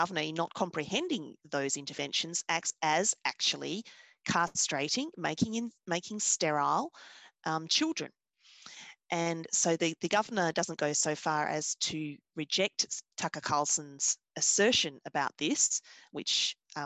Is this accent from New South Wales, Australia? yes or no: no; Victoria, Australia; I'm from the Australian state of Victoria